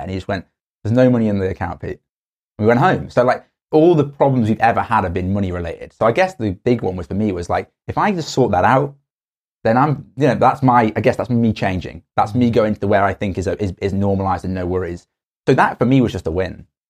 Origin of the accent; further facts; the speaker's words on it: Stoke-on-Trent, West Midlands, United Kingdom; moved away; also born or lived in Cambridge; I'm from Stoke on Trent